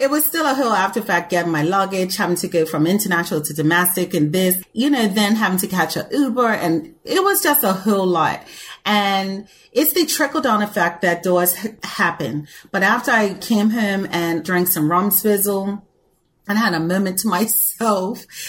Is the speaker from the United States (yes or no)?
no; Bermuda; I'm from Bermuda.